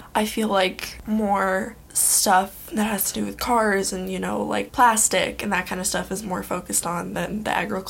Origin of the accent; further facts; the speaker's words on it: Bridgehampton, New York, United States; I'm from Bridgehampton, New York, and my family owns a potato farm.